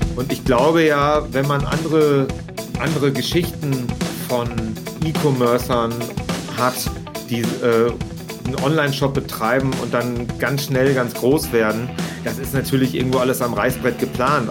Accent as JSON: {"language": "German", "area": "Vreden", "region": "North Rhine-Westphalia", "country": "Germany", "tie": "born or raised there", "also_born_or_lived": "Barcelona", "moved": "as an adult", "lives_now": "Münster, Germany", "said": "eigentlich bin ich äh, in einem kleinen äh, Örtchen namens Frieden direkt an der holländischen Grenze geboren"}